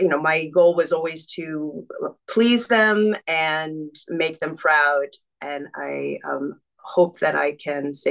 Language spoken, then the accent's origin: English; Long Island, New York, United States; I grew up on Long Island, New York.